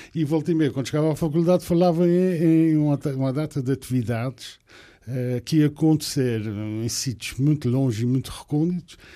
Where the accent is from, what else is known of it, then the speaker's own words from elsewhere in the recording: Ponta Delgada, Azores, Portugal; moved away as an adult; also born or lived in Porto / Coimbra; Nasci, nasci aqui em São Miguel, mais propriamente na freguesia de Santa Clara